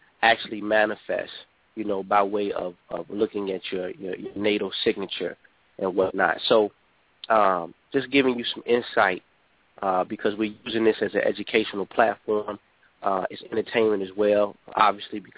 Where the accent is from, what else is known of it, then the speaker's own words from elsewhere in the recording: Chicago, Illinois, United States; here in Chicago, my hometown